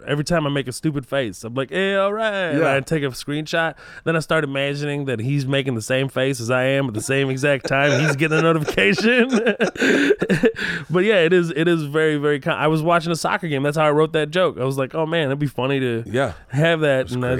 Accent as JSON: {"language": "English", "region": "Texas", "country": "United States", "tie": "born or raised there", "said": "I'm definitely Texan, you know, like even if I go back home, they'll be like, this guy is like. He's a fucking Texan, you know what I mean? He's a Palestinian Texan, this guy."}